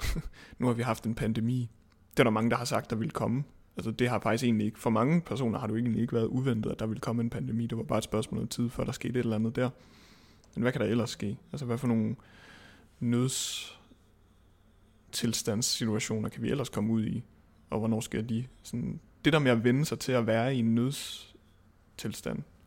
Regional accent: Svendborg, Southern Denmark, Denmark; moved away; jeg kommer fra Svendborg oprindeligt

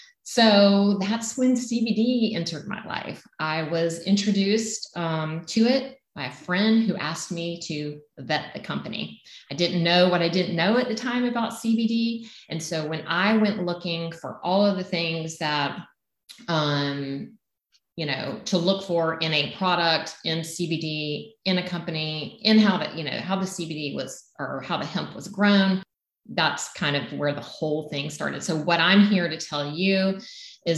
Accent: Southern United States, United States; accent: Southern; my Southern accent

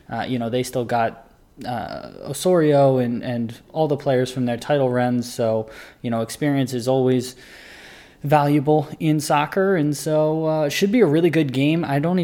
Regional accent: Philadelphia, Pennsylvania, United States; born or raised there

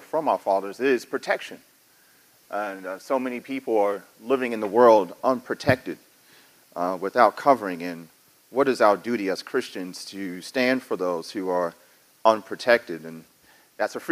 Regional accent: New York City, New York, United States; I'm from New York City

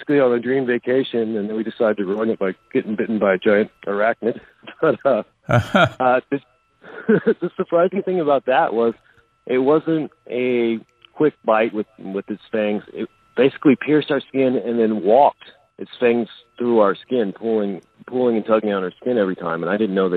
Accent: Oklahoma, United States; I grew up in Oklahoma, where it's like ground central for recluse

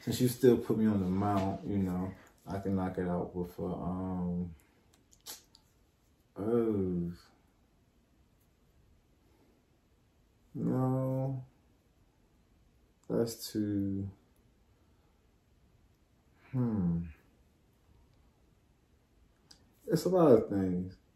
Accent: Buckingham, Virginia, United States; I'm from Buckingham, Virginia, and I'm from the amazing hometown of Mr. Carter G. Wilson

